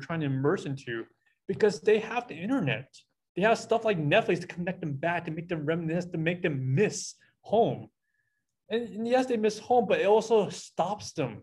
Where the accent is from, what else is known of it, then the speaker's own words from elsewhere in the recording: United States; as American Christians